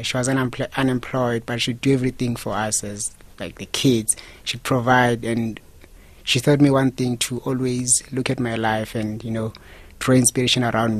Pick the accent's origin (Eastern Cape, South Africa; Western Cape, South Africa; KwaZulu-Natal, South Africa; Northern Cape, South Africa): Eastern Cape, South Africa; Aliwal North; moved away as an adult; now in Johannesburg, South Africa; I'm from Eastern Cape, Alwa North. It's a very small town close to Free State.